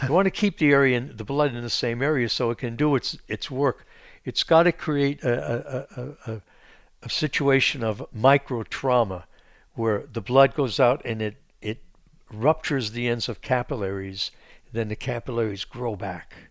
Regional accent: Pennsylvania, United States; I grew up in Pennsylvania

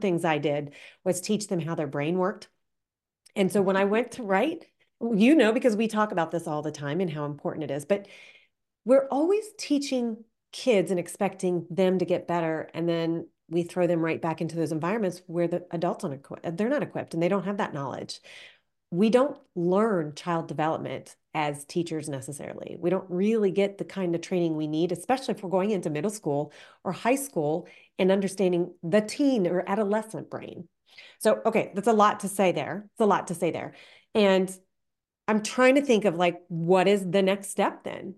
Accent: United States; also born or lived in Canada; I grew up in the American system

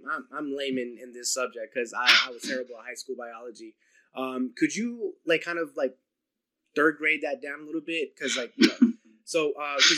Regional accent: New Jersey, United States; I'm from New Jersey

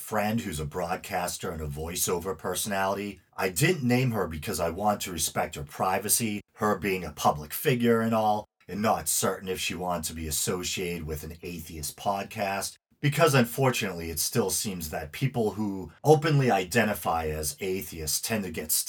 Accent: the Northeast US, United States; accent: Northeast US; as I'm sure you can tell from my accent, I'm in the US, the Northeast to be exact. I'm doing my best to round off my R's

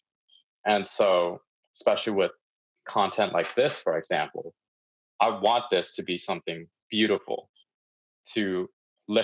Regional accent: United States; being an American

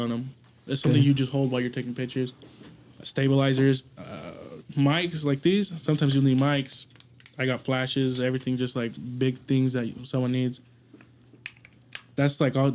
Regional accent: Idaho, United States; we're from Idaho

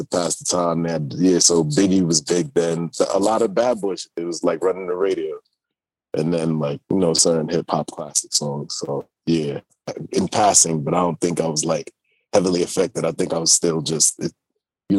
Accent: New York City, New York, United States; also born or lived in London; I was born in New York and yeah, raised out here

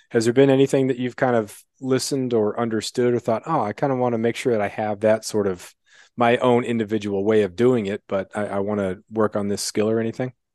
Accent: Rocky Ford, Colorado, United States; also born or lived in Greeley, Colorado; I was born in Rocky Ford, Colorado

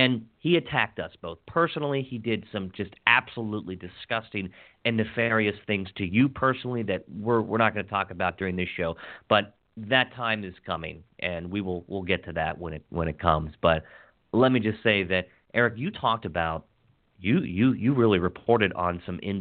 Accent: Hagerstown, Maryland, United States; little Hagerstown, Maryland, my hometown where my grandparents were born back in the 20s

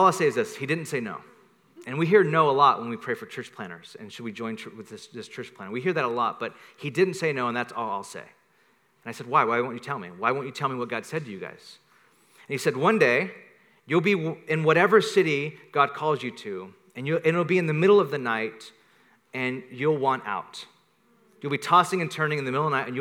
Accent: Bakersfield, California, United States; moved away as an adult; also born or lived in Carpinteria; now in San Francisco, United States; I'm from Bakersfield

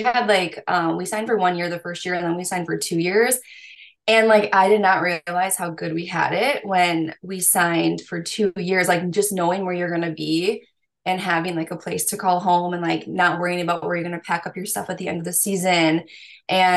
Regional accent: United States; I'm from the States

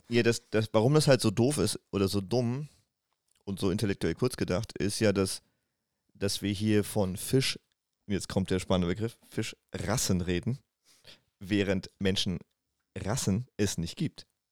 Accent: Wiesbaden, Hesse, Germany; ich komme aus Wiesbaden, da wo ich halt geboren bin

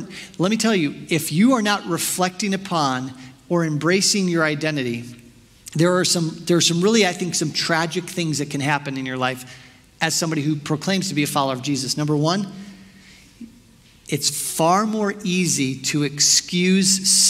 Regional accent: Chicago, Illinois, United States; I'm from Chicago

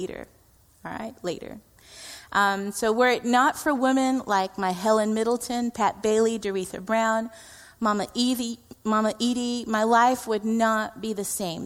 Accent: India; I am Indian

